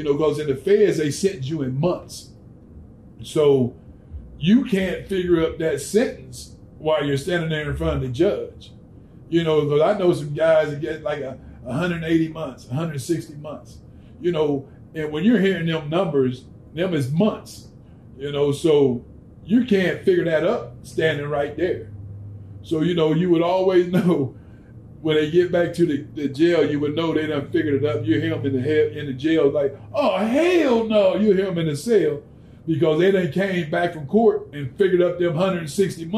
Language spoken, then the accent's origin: English; Ohio, United States; I'm from Ohio